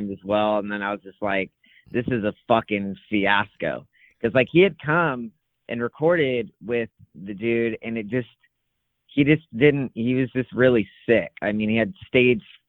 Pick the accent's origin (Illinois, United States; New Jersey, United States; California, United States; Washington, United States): California, United States; Calaveras County; now in Fresno, United States; I grew up in Calaveras County, which is like foothills